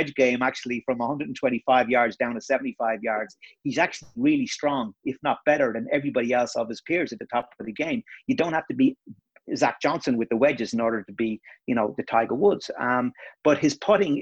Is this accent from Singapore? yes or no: no; Ireland; it's not just us saying it here as Irish